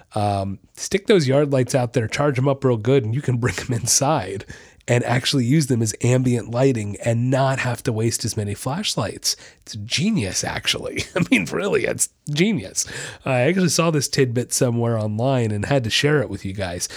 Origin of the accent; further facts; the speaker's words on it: Orlando, Florida, United States; I'm, I'm from Orlando. I lived there for years